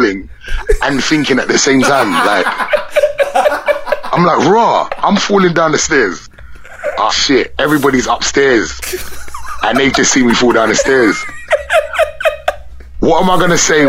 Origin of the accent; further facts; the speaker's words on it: London, United Kingdom; I'm from away from London